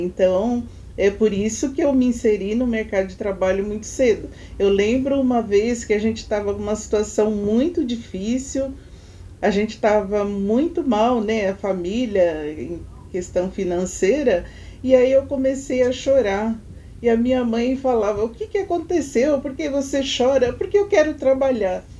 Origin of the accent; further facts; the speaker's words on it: São Paulo, Brazil; A gente foi criado na Cachoeirinha, né? na Vila Nova Cachoeirinha, quando criança